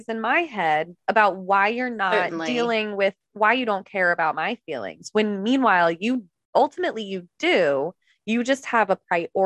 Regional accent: East Coast, United States; now in California, United States; I'm from the East Coast, but I live in California now.

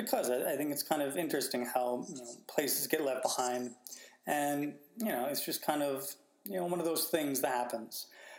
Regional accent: Alaska, United States; now in New York City, United States; I grew up in Alaska. I grew up walking.

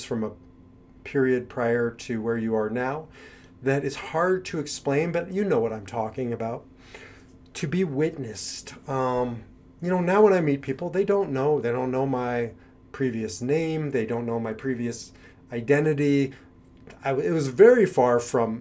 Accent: Omaha, Nebraska, United States; moved away as an adult; also born or lived in Kansas / New York; now in Israel; I grew up in Omaha, Nebraska, and I left there when I was 18 years old

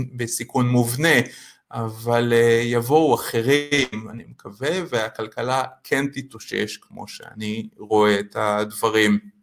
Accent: Israel; לנו כישראלים

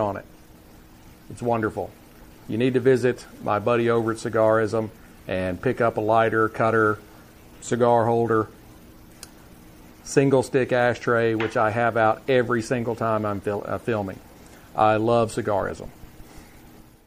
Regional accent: Texas, United States; here in my home state of Texas

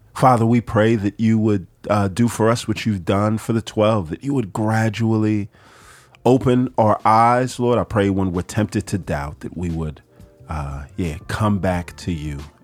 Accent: Houston, Texas, United States; I grew up in Houston

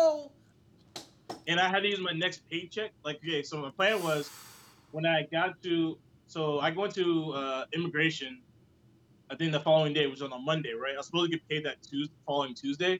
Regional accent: Blythewood, South Carolina, United States; moved away as an adult; now in South Korea

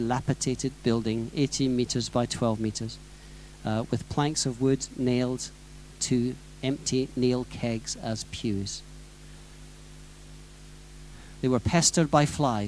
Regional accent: near the site of the Welsh Revival, Wales, United Kingdom; something that happened reasonably close to my hometown. The Welsh Revival, 1904

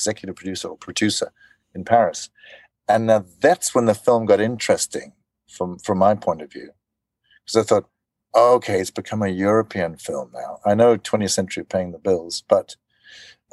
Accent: South Africa; moved away as an adult; now in Denmark; I'm from South Africa.

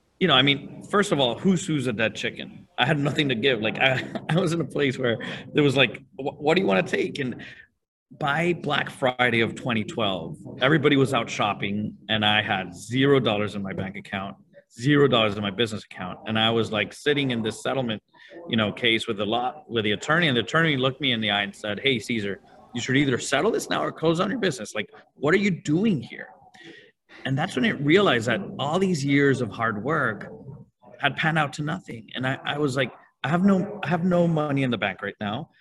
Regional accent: Venezuela; moved away as an adult; now in Miami, United States; I'm originally from Venezuela, and at 24, I decided to get married, move to Miami and start a business all at the same time

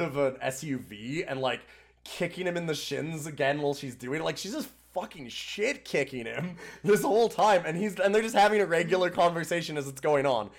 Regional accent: Canada; I'm Canadian

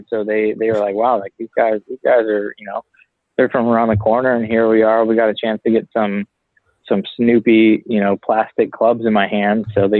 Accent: Loomis, California, United States; moved away as an adult; now in Dallas, United States; I'm from Loomis, California, which if you ask anybody even from California, they probably really don't know where that is. So, I mean, we're northeast of Sacramento, kind of up, you know, an hour from Lake Tahoe, Nevada

